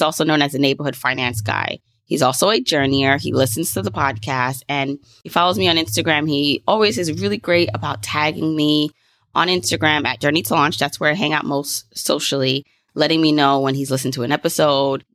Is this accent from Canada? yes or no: no; Jamaica; I'm Jamaican